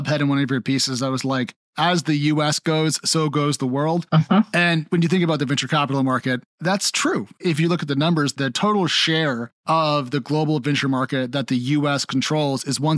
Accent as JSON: {"language": "English", "country": "United States", "said": "my home country"}